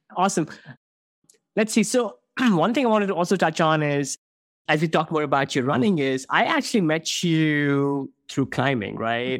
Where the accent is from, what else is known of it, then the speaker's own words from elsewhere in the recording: India; moved away; I grew up in India